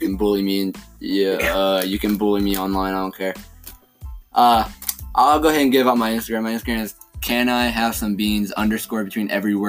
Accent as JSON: {"language": "English", "town": "Randleman", "region": "North Carolina", "country": "United States", "moved": "yes", "lives_now": "Thomasville, United States", "said": "we live in North Carolina. We don't live in Randleman. We're from Randleman. We live in Davidson County. We live in Thomasville, right on the edge of Lexington."}